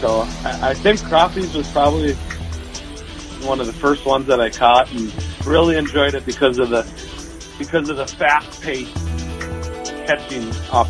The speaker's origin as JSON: {"language": "English", "town": "Red Lake Falls", "region": "Minnesota", "country": "United States", "tie": "born or raised there", "also_born_or_lived": "Twin Cities area, Minnesota", "moved": "as an adult", "lives_now": "Lakes Country, Minnesota, United States", "said": "growing up in Red Lake Falls on the river and stuff, we did a lot of catfishing and stuff like that. But, you know, moving over here to Lakes Country"}